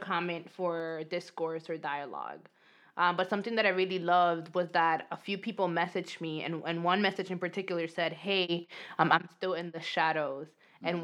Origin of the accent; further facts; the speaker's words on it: New York City, New York, United States; accent: New York accent; Dominican speaking English accent; English is a second language; moved away as an adult; also born or lived in Dominican Republic; now in Los Angeles, United States; I grew up undocumented um, in New York